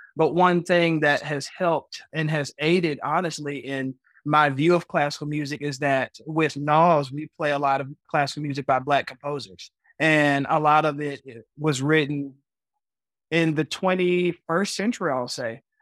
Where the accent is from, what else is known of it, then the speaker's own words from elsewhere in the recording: Chattanooga, Tennessee, United States; I am from Chattanooga, Tennessee